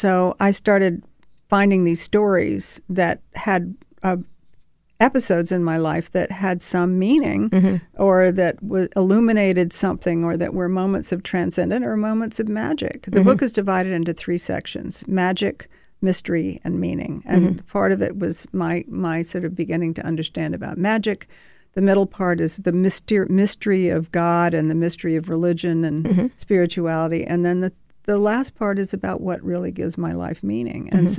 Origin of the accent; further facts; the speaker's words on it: Savannah, Georgia, United States; also born or lived in Statesboro, Georgia; I'm from Savannah, Georgia, mm-hmm. and my family is from Statesboro, which is a little tiny town. Mm-hmm. It's a deep South